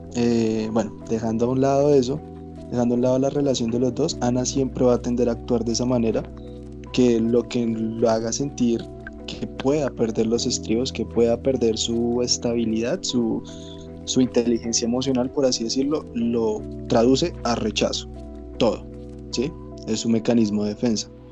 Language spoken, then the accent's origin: Spanish; Colombia; now in Bogotá, Colombia; yo no nací en Bogotá, yo nací en Villado.